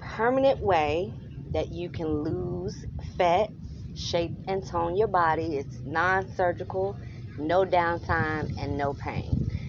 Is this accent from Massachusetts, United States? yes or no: no; Portsmouth, Virginia, United States; I'm born and raised in Portsmouth.